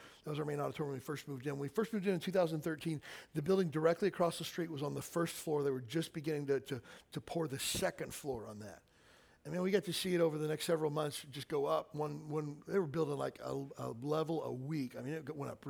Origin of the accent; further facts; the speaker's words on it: Kentucky, United States; where I grew up in Kentucky